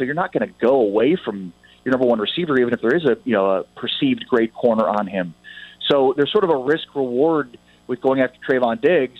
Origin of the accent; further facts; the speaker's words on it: Chicago, Illinois, United States; I mean, I grew up in the Chicago area, and so I still, though I like the Cowboys and root for the Cowboys and want to see them do well because of my job, I also still watch and root for the Bears